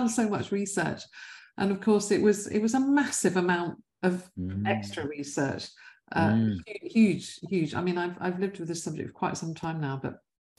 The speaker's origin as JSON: {"language": "English", "region": "London", "country": "United Kingdom", "tie": "born or raised there", "said": "West London, I was brought up in West London"}